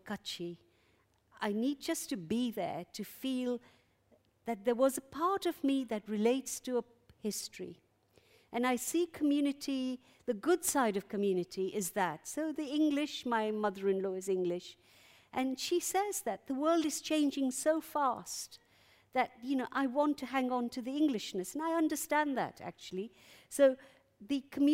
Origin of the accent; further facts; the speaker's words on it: Uganda; now in London, United Kingdom; I'm an exile from Uganda.